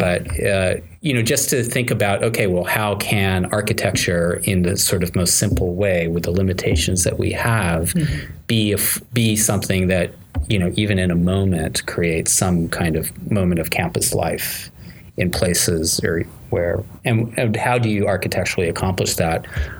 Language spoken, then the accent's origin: English; California, United States; moved away; also born or lived in Tokyo / New York / New Haven; both my parents were professors, so I grew up on University of California campuses.